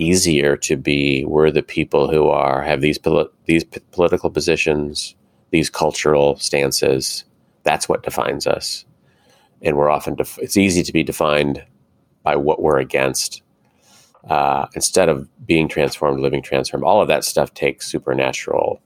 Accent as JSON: {"language": "English", "country": "United States", "said": "as American Christians"}